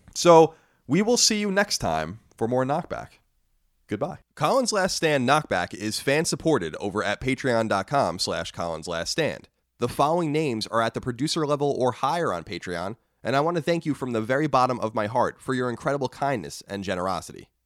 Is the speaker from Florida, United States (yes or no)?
no; Long Island, New York, United States; I was born and raised in Long Island